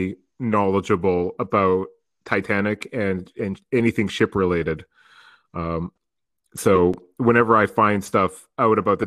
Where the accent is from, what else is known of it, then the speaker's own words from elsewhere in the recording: Canada; Canadians typically have a good sense of humor about the way that we're portrayed in American media.